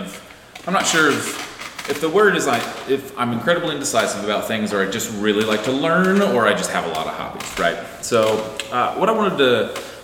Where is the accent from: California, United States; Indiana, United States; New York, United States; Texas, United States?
Indiana, United States; I grew up in Indiana